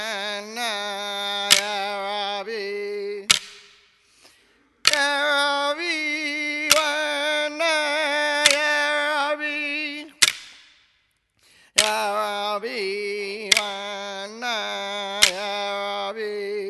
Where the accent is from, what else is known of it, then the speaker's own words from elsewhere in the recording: New South Wales, Australia; as we are actually from Gamilaroi and also Wiradjuri.